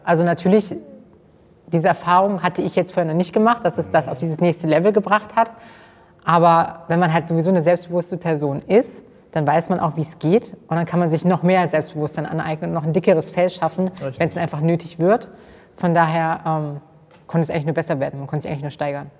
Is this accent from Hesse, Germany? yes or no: yes; Kassel, Hesse, Germany; ich komme aus Kassel